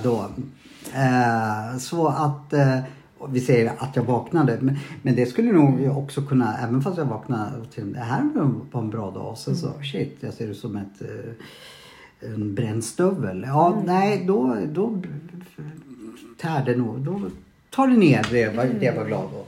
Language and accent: Swedish; Sweden; jag är svensk